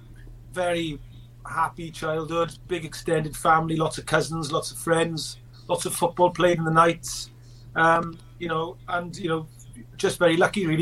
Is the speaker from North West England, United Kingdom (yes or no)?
no; Merthyr Tydfil, Wales, United Kingdom; I'm born and bred in Merthyr Tydfil in the South Wales Valleys